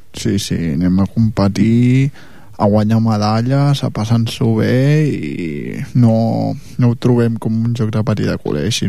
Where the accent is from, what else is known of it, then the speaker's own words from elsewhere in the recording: Catalonia, Spain; Sí, som de Catalunya